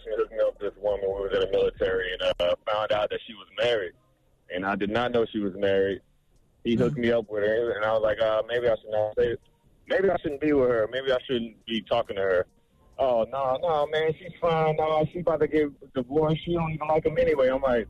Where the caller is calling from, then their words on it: Orlando, Florida, United States; I'm calling from Orlando, Florida.